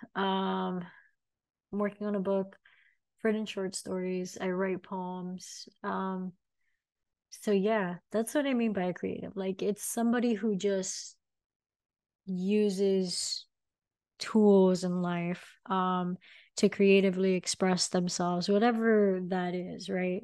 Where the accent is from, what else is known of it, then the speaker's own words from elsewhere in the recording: Miami, Florida, United States; I am born and raised in Miami.